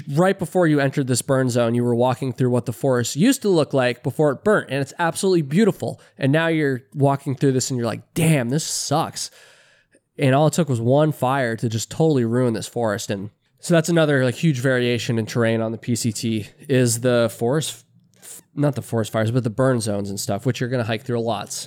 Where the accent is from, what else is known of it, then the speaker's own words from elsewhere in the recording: Vermont, United States; I'm an East Coaster myself. I'm from Vermont.